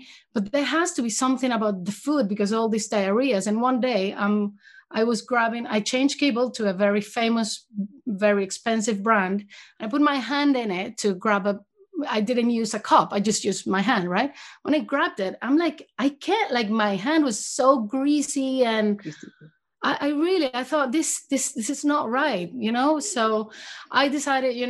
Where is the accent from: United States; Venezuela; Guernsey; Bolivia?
Venezuela; moved away as an adult; I'm from Venezuela originally, and I went to vet school in Venezuela for 4 years